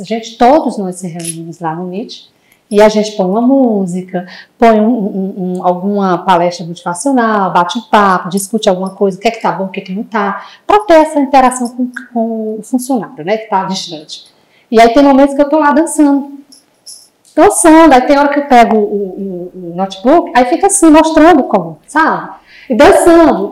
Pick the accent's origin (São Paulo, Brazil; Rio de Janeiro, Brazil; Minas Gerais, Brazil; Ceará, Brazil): Ceará, Brazil; Fortaleza; moved away as an adult; a gente é do Ceará, né? Se vocês não sabem, sou de Fortaleza. Há seis anos que eu estou nessa cidade maravilhosa, não volto mais